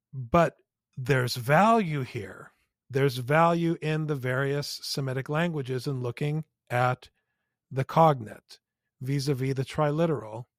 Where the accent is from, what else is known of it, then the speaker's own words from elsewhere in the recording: United States; as American boys